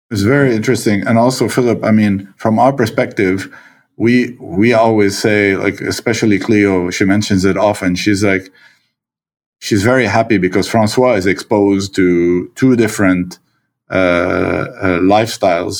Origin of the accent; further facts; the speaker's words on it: Lebanon; also born or lived in Quebec, Canada; now in Canada; my, uh, Lebanese, uh, reflexes